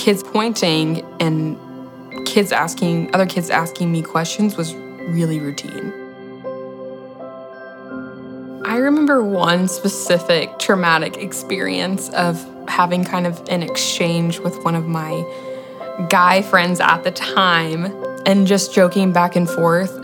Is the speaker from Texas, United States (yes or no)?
yes; Friendswood, Texas, United States; I'm 23 years old, and I'm from Friendswood, Texas.